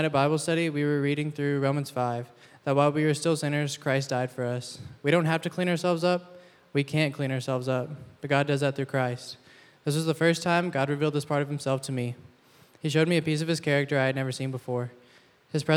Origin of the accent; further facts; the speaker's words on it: East Texas, United States; moved away as an adult; now in San Diego, United States; Grew up in a small town in East Texas, but now I'm a student athlete at Point Loma Nazarene University